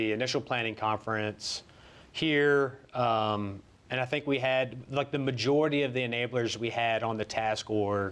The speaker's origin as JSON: {"language": "English", "town": "Petersburg", "region": "Virginia", "country": "United States", "said": "from Petersburg, Virginia"}